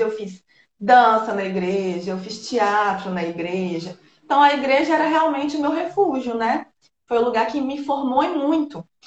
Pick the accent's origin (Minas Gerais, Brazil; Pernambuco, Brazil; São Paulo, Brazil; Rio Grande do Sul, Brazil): Minas Gerais, Brazil; Governador Valadares; also born or lived in Bahia; now in Espírito Santo, Brazil; eu sou de Minas Gerais, sou de Governador Valadares, na cidade do leste de Minas